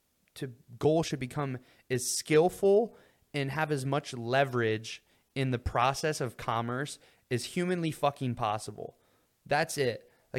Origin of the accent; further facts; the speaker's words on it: Ohio, United States; I was raised in Ohio